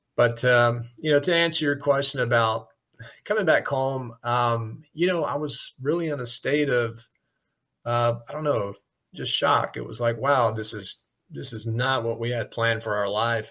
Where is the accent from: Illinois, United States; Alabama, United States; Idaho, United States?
Alabama, United States; South; moved away; growing up in South Alabama